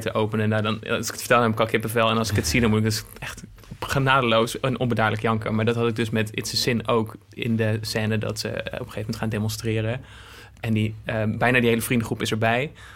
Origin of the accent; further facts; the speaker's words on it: Apeldoorn, Gelderland, Netherlands; moved away as an adult; also born or lived in Zwolle; ik ben in Apeldoorn opgegroeid en ik ging in Zwolle studeren.